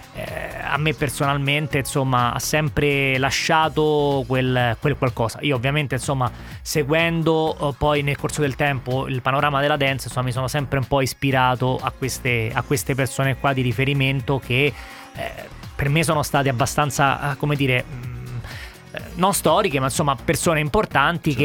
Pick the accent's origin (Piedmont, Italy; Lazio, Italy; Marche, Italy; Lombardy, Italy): Lazio, Italy; Rome; sono di Roma